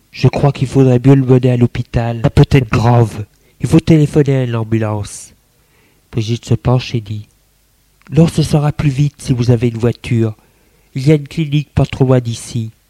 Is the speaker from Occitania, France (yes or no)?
no; Lyon, Auvergne-Rhône-Alpes, France; Moi, je suis lyonnaise. Je fais mon droit.